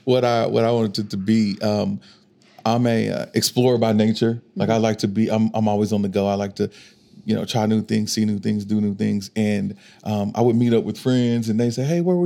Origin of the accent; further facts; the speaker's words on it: Arkansas, United States; moved away as an adult; now in Oklahoma City, United States; I'm from Arkansas, but I've been here for 5 years, going on six now